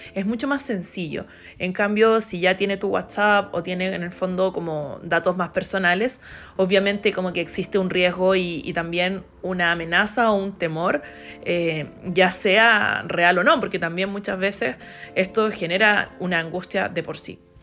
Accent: Chile

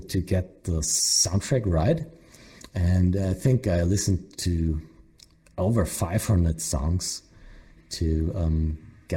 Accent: Germany

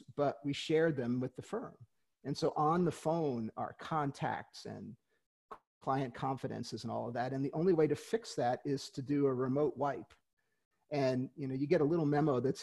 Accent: New York City, New York, United States; moved away; also born or lived in Kansas City; I grew up in Queens

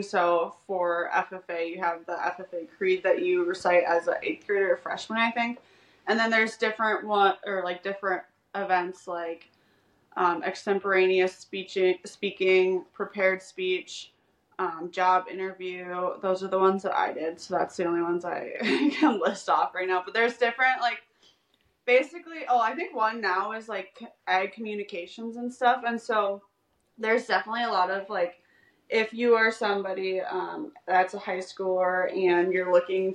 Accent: Wisconsin, United States; I'm from Wisconsin

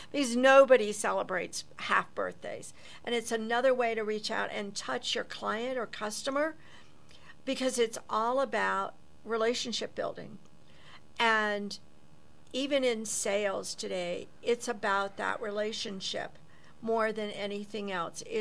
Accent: Ohio, United States; So home was Ohio.

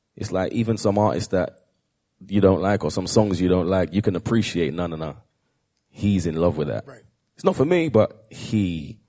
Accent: United Kingdom; proud to be British

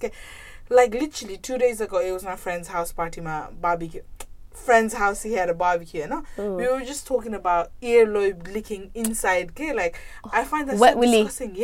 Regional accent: Farnborough, South East England, United Kingdom; I'm not from London. I'm from Farnborough.

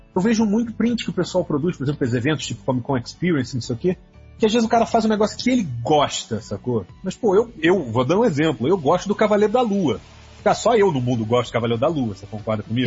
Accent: Rio de Janeiro, Brazil; eu sou do Rio

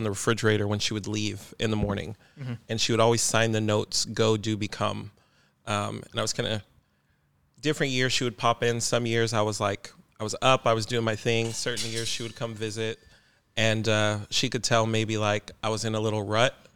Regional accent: Las Vegas, Nevada, United States; moved away as an adult; now in Portland, United States; Born and raised in Las Vegas, moved to Portland 3 years ago

